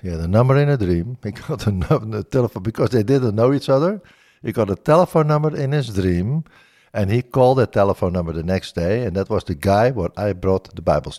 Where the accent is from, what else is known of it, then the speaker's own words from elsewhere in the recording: Bodegraven, South Holland, Netherlands; born there; I was born in Bodegraven in the Netherlands.